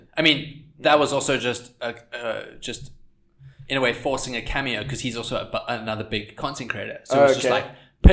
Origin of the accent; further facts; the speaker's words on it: South Africa; growing up in South Africa and surfing in South Africa